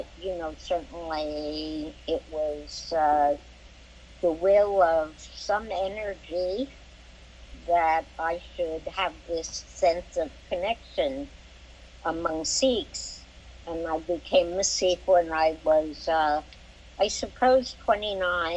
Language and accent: English; New York City, New York, United States; I grew up in Brooklyn, New York